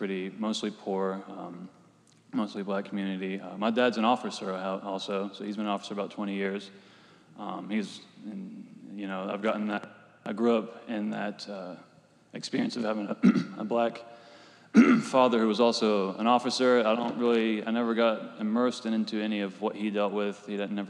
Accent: Dunbar, West Virginia, United States; also born or lived in South Charleston, West Virginia; I grew up in Dunbar for most of my life until I moved to South Charleston for high school

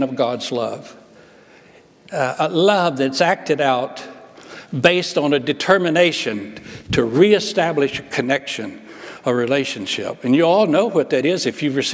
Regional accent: Alabama, United States; I grew up in Alabama

